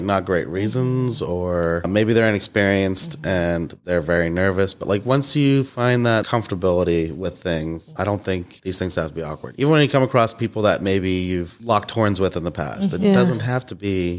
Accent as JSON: {"language": "English", "country": "United States", "tie": "born or raised there", "moved": "as an adult", "lives_now": "Pittsburgh, United States", "said": "we're from Pittsburgh. I moved to Pittsburgh for college from, like, you know, 70 miles away."}